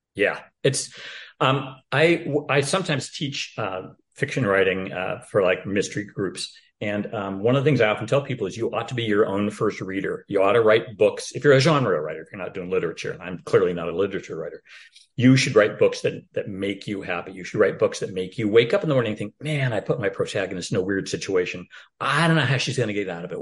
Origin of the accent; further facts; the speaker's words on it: Portland, Oregon, United States; Portland, Oregon, my hometown